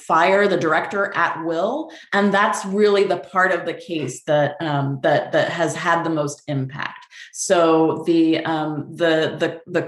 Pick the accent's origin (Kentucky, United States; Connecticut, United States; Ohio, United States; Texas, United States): Texas, United States; moved away as an adult; also born or lived in New York City; now in Vermont, United States; I'm originally from Texas. I went to UT Austin for undergrad. I used to live in New York City